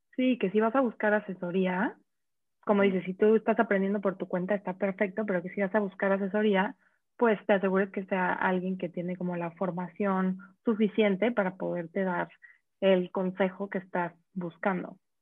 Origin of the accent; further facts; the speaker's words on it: Mexico; tenemos como mexicanos